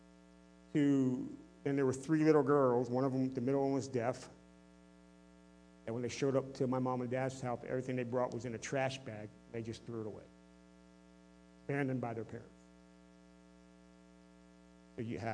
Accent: United States; I am living as a productive citizen, as an American citizen

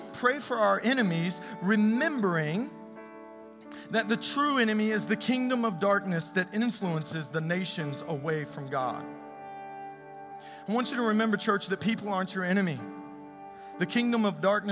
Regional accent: United States; I was born in America, I'm a citizen here

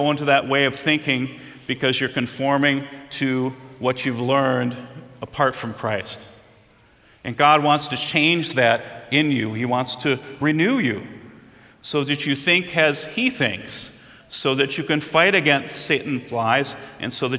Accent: Minnesota, United States; Growing up in Minnesota

